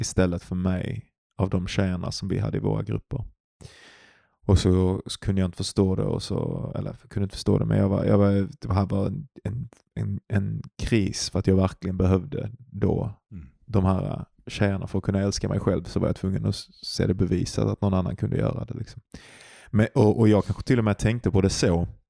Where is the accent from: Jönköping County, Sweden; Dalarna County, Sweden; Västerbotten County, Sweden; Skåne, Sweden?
Skåne, Sweden; Glumslöv; utanför Glumslöv där jag är ifrån